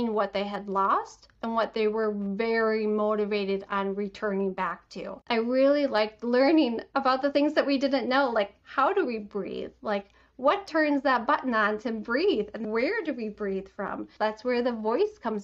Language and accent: English; Detroit, Michigan, United States; I'm from Michigan, the Metro Detroit area